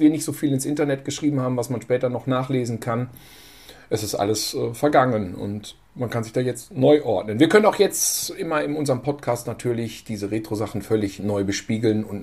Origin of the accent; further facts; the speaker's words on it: Germany; wir äh, als Deutsche